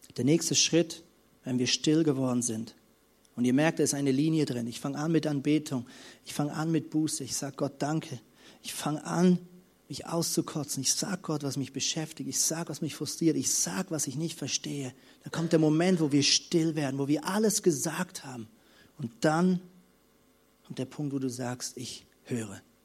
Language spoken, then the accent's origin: German; Lemgo, North Rhine-Westphalia, Germany; bei uns in unserem kleinen, süßen Städtchen Lemgo, wo ich aufgewachsen bin